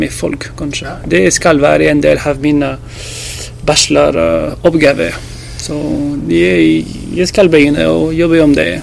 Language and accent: Norwegian; France; Norwegian is a second language; also born or lived in Rovaniemi, Finland / Alta, Norway; now in Tromsø, Norway; jeg er fra Frankrike.